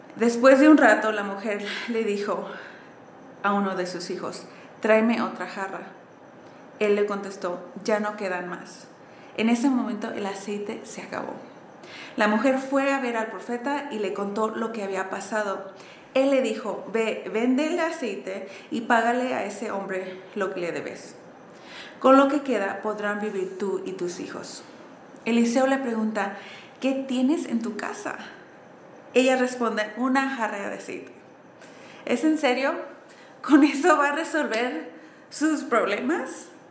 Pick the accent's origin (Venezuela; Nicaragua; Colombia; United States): United States; Southern California; moved away as an adult; also born or lived in San Diego, California; now in Mexico City, Mexico; yo crecí en sur de California, en una familia mexicana-americana, quiere decir con papás mexicanos, pero yo nací en Estados Unidos